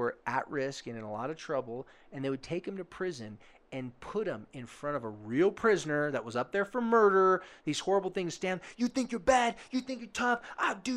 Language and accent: English; Oceanside, California, United States; I told them I was from Carlsbad/Oceanside, California.